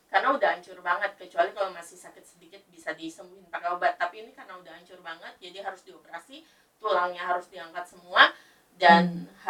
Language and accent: Indonesian; Bekasi, West Java, Indonesia; BPJS itu nggak bisa cover untuk kita kalau di Jakarta gitu kan ya karena aku orang Bekasi jadi oh. BPJS-nya dipakainya di Bekasi.